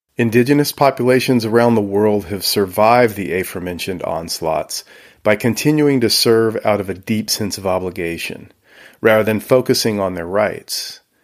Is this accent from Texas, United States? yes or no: yes; Houston, Texas, United States; Growing up in Houston, Texas